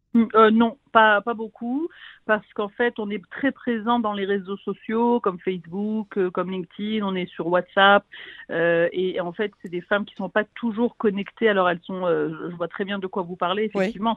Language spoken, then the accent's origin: French; France; moved away as an adult; also born or lived in United States; now in Israel; je suis française, j'habite en Israël depuis 20 ans